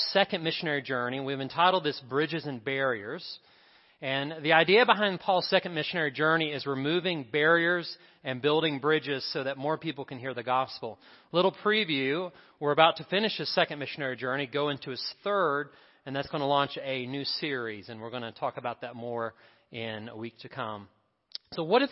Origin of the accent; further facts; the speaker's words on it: Candler, North Carolina, United States; I grew up in Candler